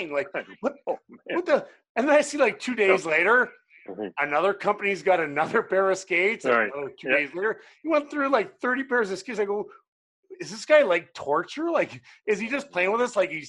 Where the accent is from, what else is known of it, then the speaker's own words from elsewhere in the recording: Canada; now in United States; I'm Canadian.